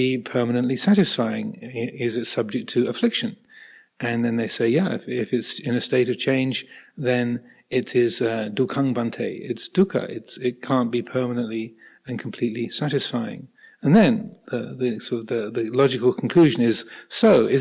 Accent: United Kingdom; I'm British. I have a British passport and American passport. I have dual nationality.

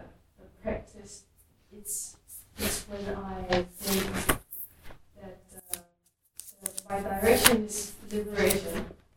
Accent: South Korea; English is a second language; sometimes I think that I myself is like bigger than I was in Korea, my home country, a couple of years ago.

